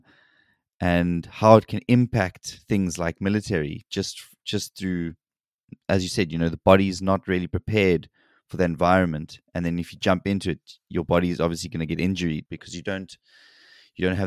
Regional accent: South Africa; moved away as an adult; now in South Korea; I grew up in South Africa

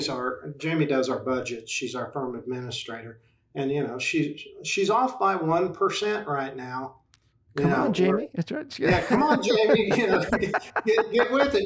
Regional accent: Oklahoma, United States; I live in Oklahoma. It's my home state, and I'm happy to be here.

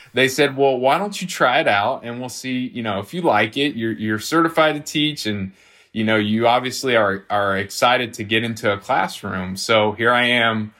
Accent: Nashville, Tennessee, United States; also born or lived in Franklin, Tennessee; I'm, I'm from South Nashville originally

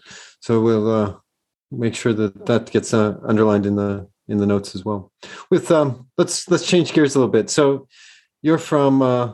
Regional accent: Colorado, United States; moved away; I come from Colorado

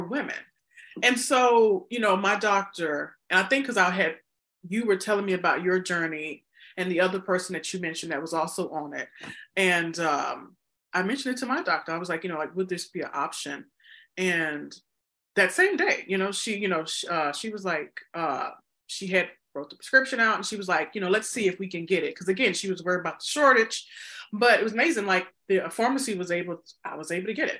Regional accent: the South, United States; I'm from the South

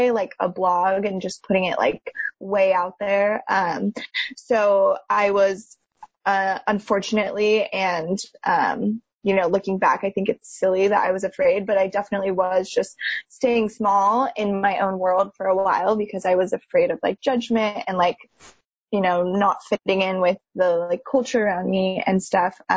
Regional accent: Reno, Nevada, United States; moved away as an adult; now in Bay Area, United States; I am from Reno, Nevada, which is a bit of like a small town vibe for people that aren't familiar with the area

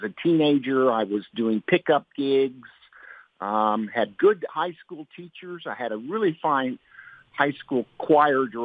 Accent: Henderson, Kentucky, United States; moved away as an adult; also born or lived in Eunice, Louisiana; now in Las Cruces, United States; I actually grew up in Henderson, Kentucky, which is in western Kentucky

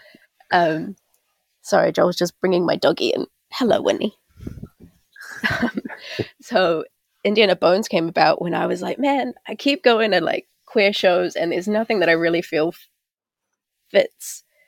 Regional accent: Auckland, New Zealand; also born or lived in Takapuna; I grew up out in West Auckland and out in South Auckland

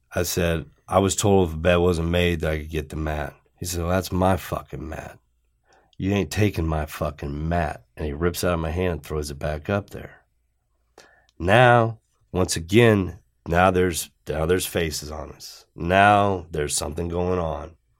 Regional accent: Johnstown, Ohio, United States; I was from Johnstown, Ohio.

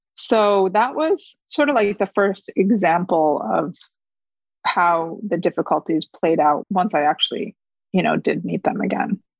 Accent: Fairport, New York, United States; first language Korean; English is a second language; also born or lived in Korea; I grew up in a suburb of Rochester, New York, which is upstate in a town called Fairport

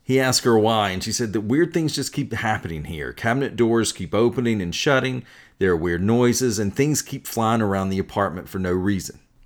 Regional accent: North Carolina, United States; I grew up in the American South in North Carolina in a Methodist household

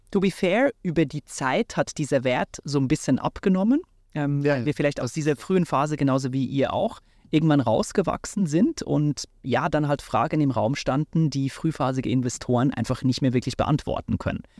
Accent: Switzerland; ich bin in der Schweiz aufgewachsen

